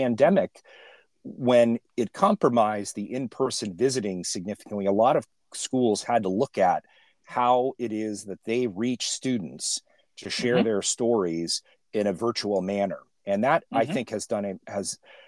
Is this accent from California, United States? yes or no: yes; California, United States; I grew up in California